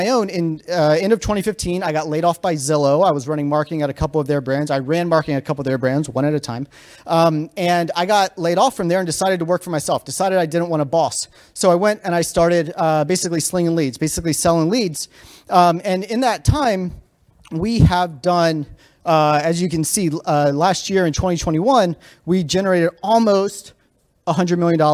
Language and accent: English; Virginia, United States; moved away as an adult; now in Denver, United States; I'm from Virginia originally, I live in Denver now, but went to JMU